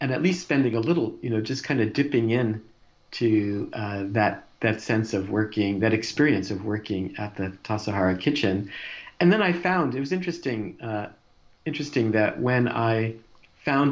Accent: New Jersey, United States; moved away; I grew up in New Jersey in a kind of a working class family

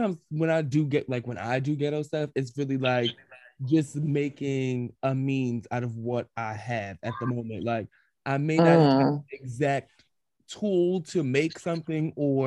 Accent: New York City, New York, United States; I grew up in the New York City housing projects

